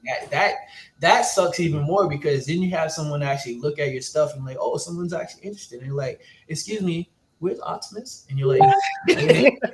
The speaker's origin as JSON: {"language": "English", "town": "New York City", "region": "New York", "country": "United States", "said": "I'm also from Brooklyn"}